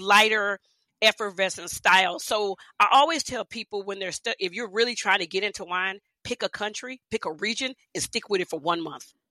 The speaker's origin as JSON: {"language": "English", "town": "Houston", "region": "Texas", "country": "United States", "tie": "born or raised there", "said": "I grew up in Houston"}